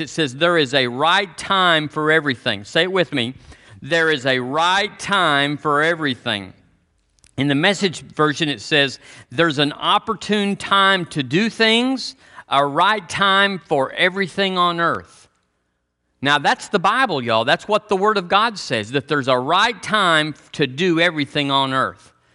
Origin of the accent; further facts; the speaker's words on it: Texas, United States; I'm from Texas